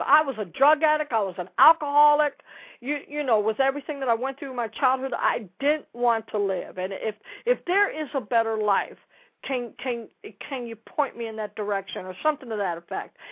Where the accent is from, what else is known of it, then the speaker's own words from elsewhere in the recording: Dallas, Texas, United States; I'm from Dallas